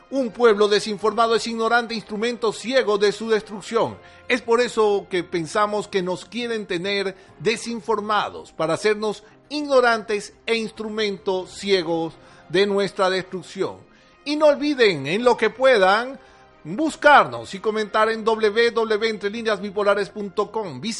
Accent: Venezuela; Somos los hijos de Bolívar. Somos una tierra consagrada al Santísimo, al Santísimo y eso nos hace importante. Nuestra Virgen, nuestra Virgen de Coromoto, nuestra Virgen del Valle están con nosotros

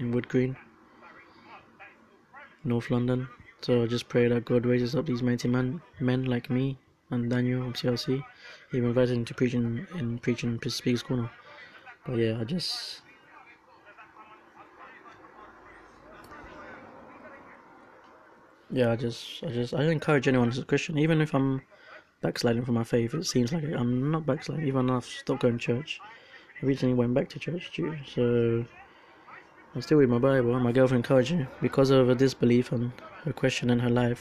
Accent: Colombia; I'm from Colombia

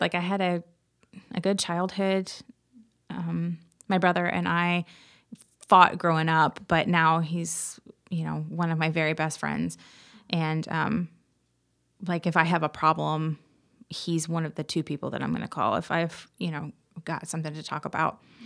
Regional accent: Marion, Indiana, United States; I grew up in Marion, Indiana. Actually, outside Marion, a little town

